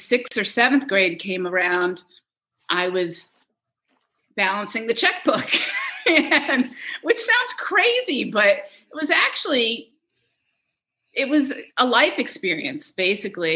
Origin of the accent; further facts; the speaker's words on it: Scarsdale, New York, United States; also born or lived in Saratoga, New York; now in Syracuse, United States; I grew up in Scarsdale, New York, and that's where we came for the summer